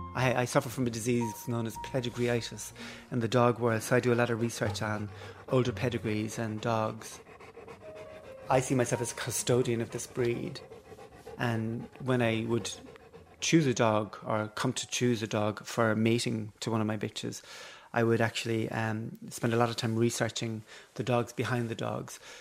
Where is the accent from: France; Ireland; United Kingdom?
Ireland; Cork, Munster; growing up in Cork